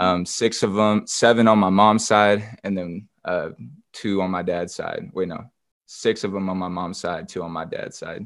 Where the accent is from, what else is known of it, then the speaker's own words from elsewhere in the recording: Grants Pass, Oregon, United States; also born or lived in Portland, Oregon; now in Atlanta, United States; I was born and raised in Grants Pass, Oregon.